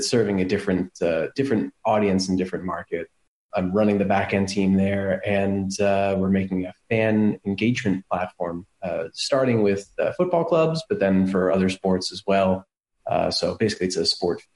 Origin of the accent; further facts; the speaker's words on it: United States; moved away as an adult; now in Berlin, Germany; I am American, but live in Berlin